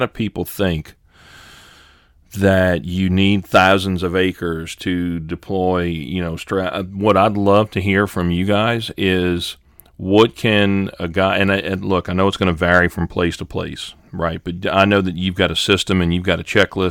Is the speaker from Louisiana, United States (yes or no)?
yes; Louisiana, United States; I'm from Louisiana